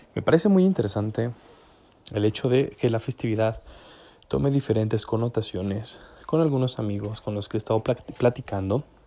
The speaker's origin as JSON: {"language": "Spanish", "town": "Zacatlán", "region": "Puebla", "country": "Mexico", "said": "yo de donde soy que es Zacatlán de las manzanas"}